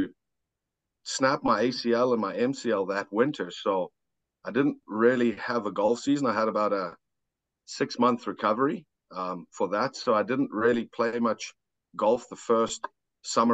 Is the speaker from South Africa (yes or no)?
yes; South Africa; now in Saskatchewan, Canada; I'm obviously born and raised in South Africa